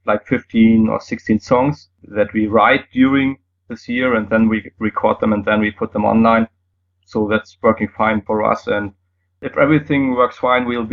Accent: Germany; first language German; English is a second language; it's easier for me in German because it's my native language

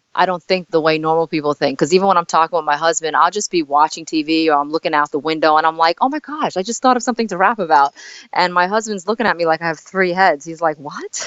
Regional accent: New York City, New York, United States; also born or lived in South Korea; I came to uh, Staten Island, New York, when I was four months old

